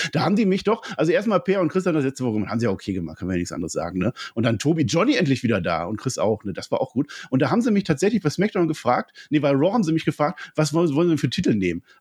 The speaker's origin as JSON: {"language": "German", "region": "Berlin", "country": "Germany", "said": "Ich komme aus Berlin"}